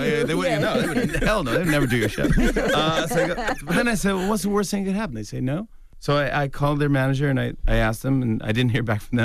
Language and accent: English; New York, United States; I'm a New Yorker, man, all the way.